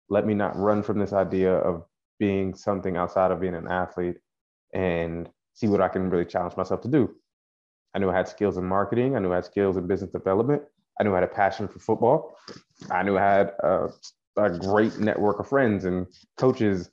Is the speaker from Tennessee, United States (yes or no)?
no; Frankfort, Kentucky, United States; accent: country; moved away as an adult; also born or lived in Toronto, Canada / Florida; I'm originally from Frankfort, Kentucky